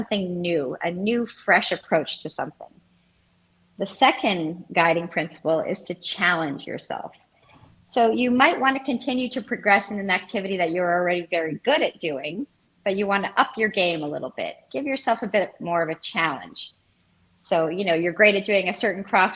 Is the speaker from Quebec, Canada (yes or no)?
yes; Montreal, Quebec, Canada; moved away; I am from Montreal